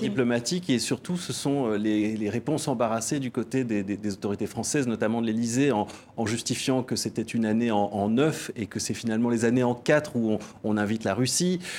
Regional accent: Belgium; nous, en tant que Belges, nous, en tant qu'Européens

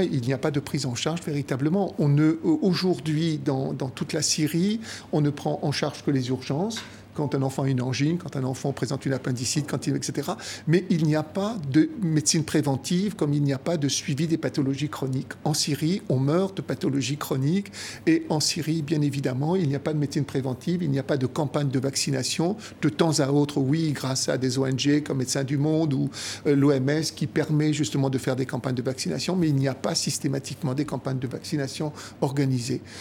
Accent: Algeria; moved away as an adult; also born or lived in France / Italy (ancestry); Je suis resté en Algérie même après l'indépendance jusqu'à l'âge de 19 ans

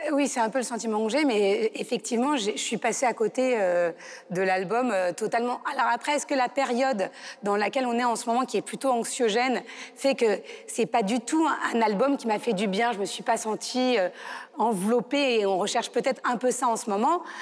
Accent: France; en tant que Français

